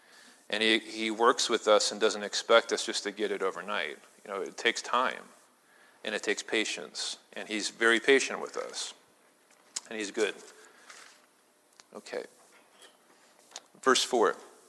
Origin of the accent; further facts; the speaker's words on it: Midwest, United States; I mean, I'm from the Midwest, so, you know, corn needs a lot of sun.